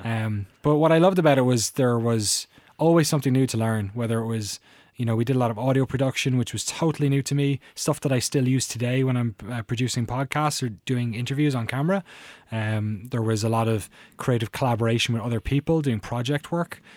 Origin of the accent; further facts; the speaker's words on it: Waterford, Munster, Ireland; moved away as an adult; now in Oakland, United States; I really loved growing up in Waterford